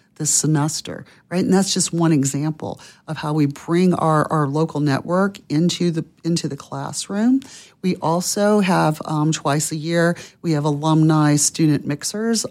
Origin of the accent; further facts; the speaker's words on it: Pensacola, Florida, United States; my hometown of Pensacola, Florida